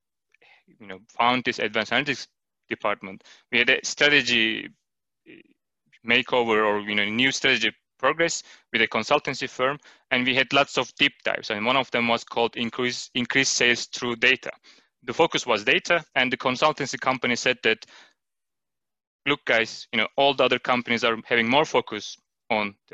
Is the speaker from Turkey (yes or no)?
yes; Turkey; moved away as an adult; now in Denmark; I am originally from Turkey, and I have been living in Denmark for 5 years now